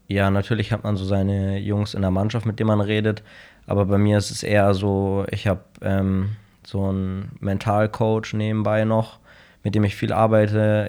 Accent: Munich, Bavaria, Germany; ich bin in München geboren, habe immer in München gelebt.

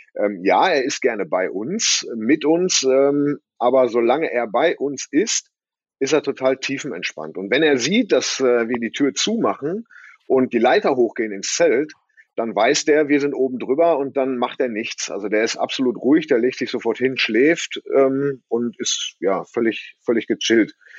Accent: Bottrop, North Rhine-Westphalia, Germany; ich komme ja aus Bottrop, in der Nähe vom Moviepark. Äh, da wohne ich auf dem Bauernhof

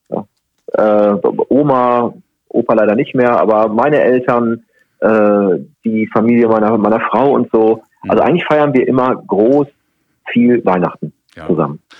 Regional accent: North Rhine-Westphalia, Germany; now in Cologne, Germany; Ich bin gebürtiger Sauerländer

